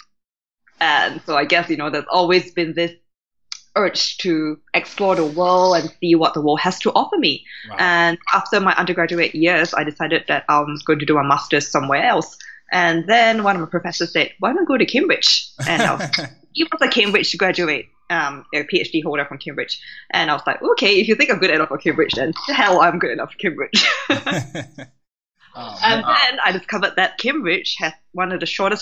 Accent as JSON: {"language": "English", "country": "Singapore", "tie": "born or raised there", "first_language": "English", "moved": "yes", "lives_now": "Brighton, United Kingdom", "said": "I was born in Singapore, which, as it is, tends to be a melting pot of many different cultures"}